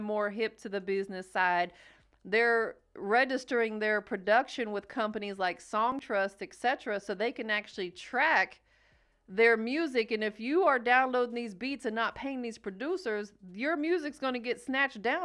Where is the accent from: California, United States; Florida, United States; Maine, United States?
Florida, United States; now in Georgia, United States; growing up in Florida and being in Georgia